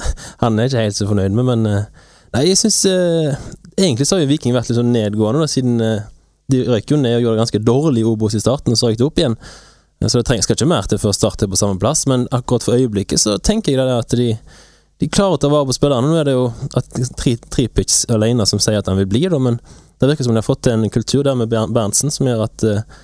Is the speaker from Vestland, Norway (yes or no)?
yes; Bømlo, Vestland, Norway; moved away; Jeg har vært hjemme på Bømlo